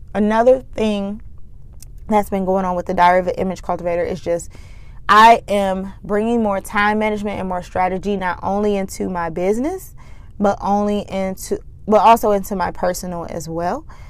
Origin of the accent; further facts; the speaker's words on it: Flint, Michigan, United States; Flint, Michigan, my hometown